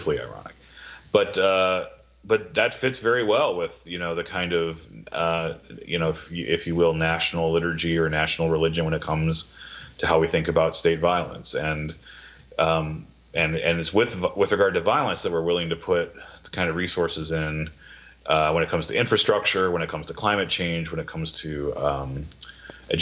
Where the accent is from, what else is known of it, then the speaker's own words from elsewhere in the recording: Wisconsin, United States; My brother, we grew up in Wisconsin